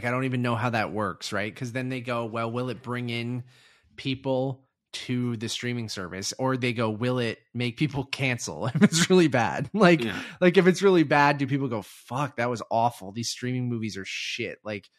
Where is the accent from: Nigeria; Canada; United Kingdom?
Canada; And on top of that, we're Canadian. So, like, this doesn't affect us entirely because we don't have HBO Max.